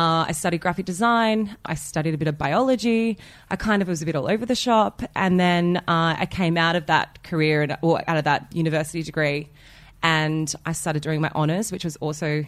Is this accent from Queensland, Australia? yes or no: no; Wollongong, New South Wales, Australia; moved away as an adult; now in Sydney, Australia; I've been here for 10 years and I grew up in Wollongong.